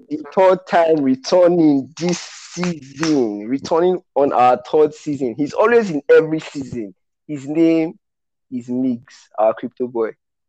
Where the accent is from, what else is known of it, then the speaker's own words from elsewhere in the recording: Nigeria; As a Nigerian